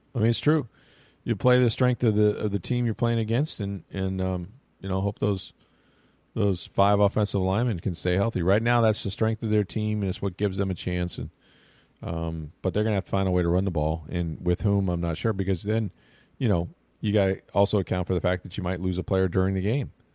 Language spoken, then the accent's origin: English; the South, United States; I grew up in the South